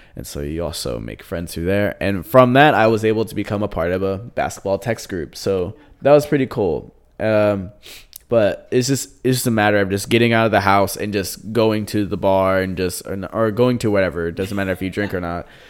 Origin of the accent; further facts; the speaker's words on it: United States; now in Curitiba, Brazil; we're all American